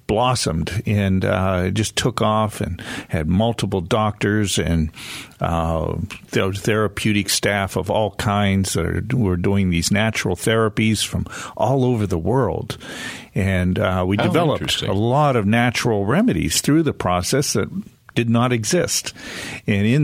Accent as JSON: {"language": "English", "country": "United States", "tie": "born or raised there", "moved": "as an adult", "lives_now": "Western North Carolina, United States", "said": "I grew up on a farm right on the Pennsylvania-Ohio border between Cleveland and Pittsburgh"}